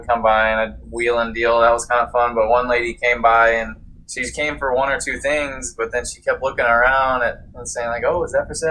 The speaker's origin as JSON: {"language": "English", "town": "Houston", "region": "Texas", "country": "United States", "tie": "born or raised there", "also_born_or_lived": "Austin", "said": "I was born and raised in Houston, Texas and moved to Austin for college"}